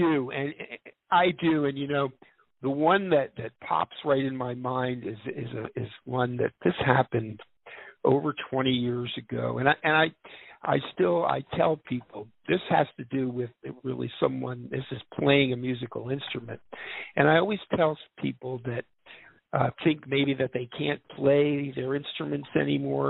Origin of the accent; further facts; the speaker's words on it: Philadelphia, Pennsylvania, United States; I grew up in Philadelphia